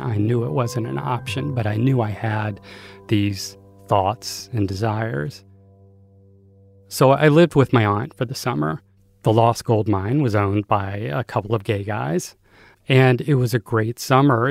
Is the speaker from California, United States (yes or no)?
no; Greensboro, North Carolina, United States; I was born in 1963 in Greensboro, North Carolina.